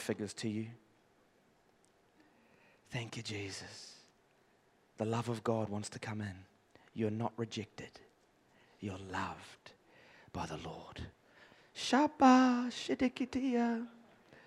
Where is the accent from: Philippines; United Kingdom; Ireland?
United Kingdom; England; I'm from the English side of things